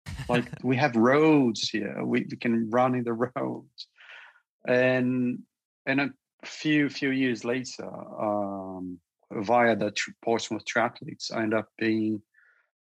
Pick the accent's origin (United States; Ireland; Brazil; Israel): Brazil; moved away as an adult; now in United Kingdom; I come from Brazil as well. And I come from a city